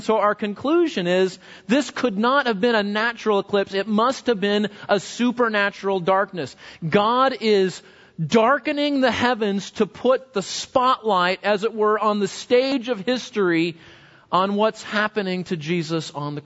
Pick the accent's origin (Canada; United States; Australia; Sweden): United States; West Coast; moved away; grew up on the West Coast. Earthquakes were pretty common